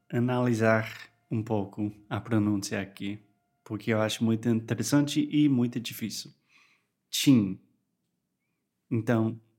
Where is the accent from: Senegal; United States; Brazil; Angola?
United States; now in Porto, Portugal; Então, eu sou americano e também eu moro aqui em Porto com a Alexia